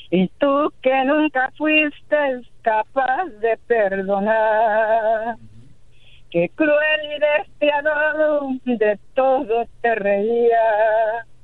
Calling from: Pasadena, California, United States; De Los Ángeles, de Pasadena.

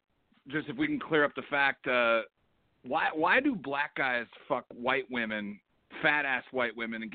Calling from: Philadelphia, Pennsylvania, United States; I'm calling from Philly.

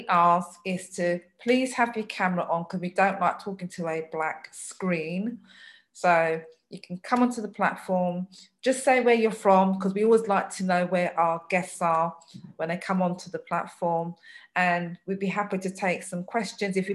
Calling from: Hitchin, East of England, United Kingdom; I'm I'm zooming in from Hitchin in Hertfordshire.

